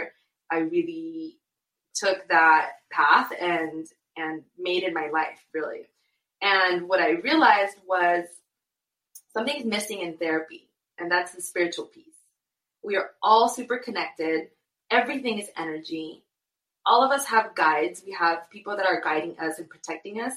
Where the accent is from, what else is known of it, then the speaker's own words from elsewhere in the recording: Inglewood, California, United States; also born or lived in Guadalajara, Mexico / Santa Monica, California; I was born in Guadalajara, and I moved to Los Angeles when I was a little girl, when I was one. And I grew up in Santa Monica / Inglewood